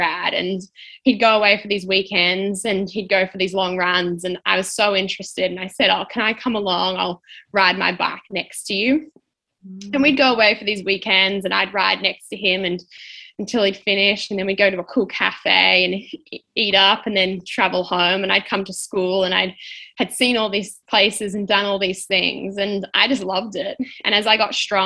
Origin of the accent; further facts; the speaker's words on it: Melbourne, Victoria, Australia; also born or lived in Diamond Creek, Victoria; I'm from Melbourne, Australia